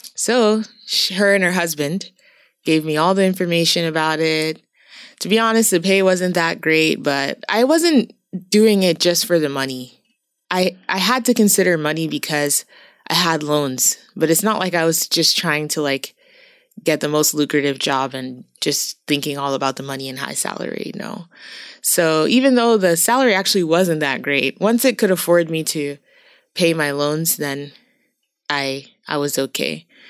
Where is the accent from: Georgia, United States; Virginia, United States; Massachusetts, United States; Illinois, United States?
Massachusetts, United States; Boston; moved away as an adult; also born or lived in Brazil; now in Changchun, China; I come from Boston, which is quite, you know, a well-known city, but not a big city